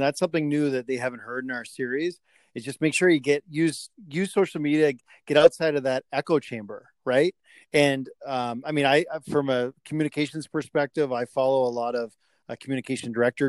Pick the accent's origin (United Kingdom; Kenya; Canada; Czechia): Canada; and being a Canadian